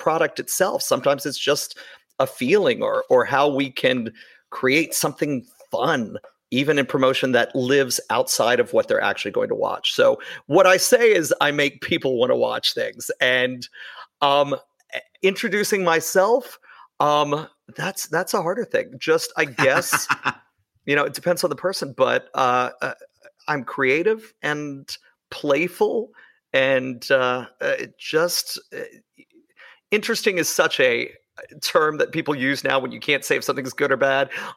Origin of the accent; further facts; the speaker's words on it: Shreveport, Louisiana, United States; I'm from the South. I grew up in Shreveport, Louisiana.